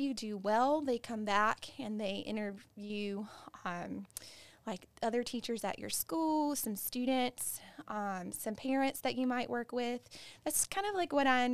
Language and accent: English; Bath, North Carolina, United States; moved away as an adult; also born or lived in Wake County, North Carolina / Granville County, North Carolina; I grew up in Bath, so it's been a pleasure to be able to come back and actually work at the school that I grew up